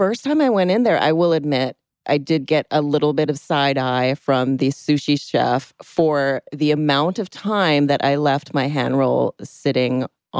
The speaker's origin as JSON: {"language": "English", "area": "Oahu", "region": "Hawaii", "country": "United States", "tie": "born or raised there", "moved": "yes", "lives_now": "Los Angeles, United States", "said": "I grew up in Oahu, which is the island with Waikiki and Honolulu and all of the traffic that's on Oahu."}